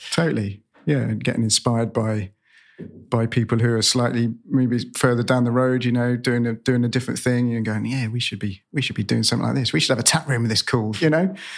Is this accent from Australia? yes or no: no; Cornwall, South West England, United Kingdom; moved away; I'm, I'm from Cornwall originally, grew up in Cornwall